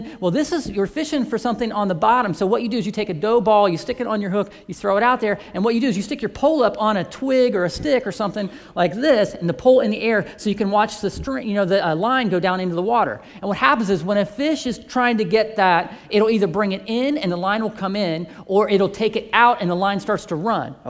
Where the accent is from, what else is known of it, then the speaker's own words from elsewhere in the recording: Central Ohio, United States; I grew up here in Central Ohio